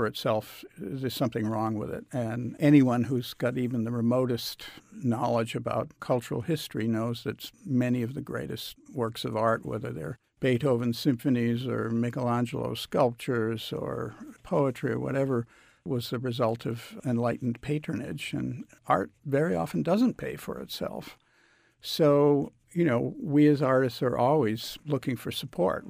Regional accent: United States; as an American composer

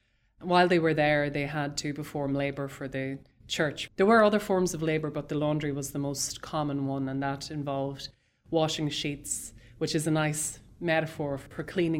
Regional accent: Dundalk, County Louth, Ireland; One of the places he delivered bread to was a convent in the town that I grew up in Dundalk.

